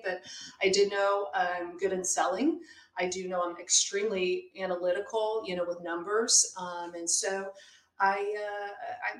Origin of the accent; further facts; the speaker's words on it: Pennsylvania, United States; moved away as an adult; also born or lived in Chicago, United States; now in Midwest, United States; I'm originally from Pennsylvania. And what moved me to the Midwest, which is in the area that I'm at, is I went to grad school in Chicago